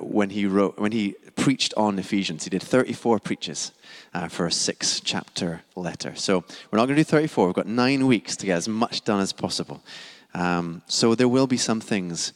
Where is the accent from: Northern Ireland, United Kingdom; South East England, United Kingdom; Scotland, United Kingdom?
Scotland, United Kingdom; now in London, United Kingdom; I am Scottish, non-American